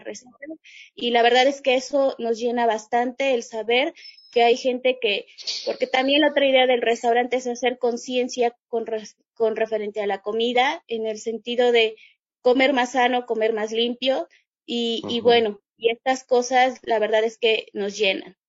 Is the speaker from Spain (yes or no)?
no; Chiapas, Mexico; regresarme a Chiapas y, y decidir poner el restaurante